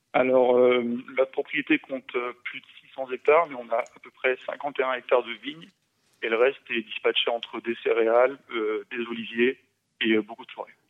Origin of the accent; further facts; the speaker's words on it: France; moved away as an adult; also born or lived in Catalonia; now in Spain; je suis français